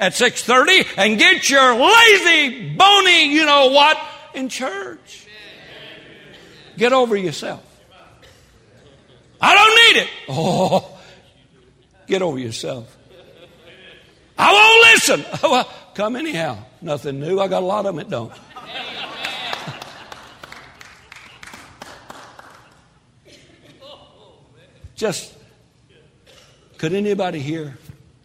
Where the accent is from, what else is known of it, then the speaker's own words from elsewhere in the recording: Texas, United States; I'm a Texan